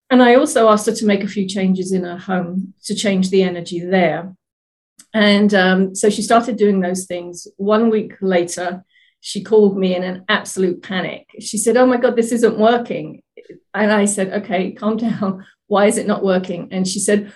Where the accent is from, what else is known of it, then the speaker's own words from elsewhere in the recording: England, United Kingdom; now in Oregon, United States; I'm originally from England, now living in Oregon in the US